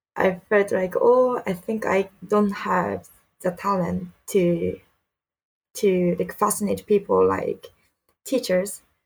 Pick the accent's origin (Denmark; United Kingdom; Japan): Japan; Saitama; English is a second language; also born or lived in Canada / United States / Philippines; now in Tokyo, Japan; I'm from Saitama, but really close to Tokyo.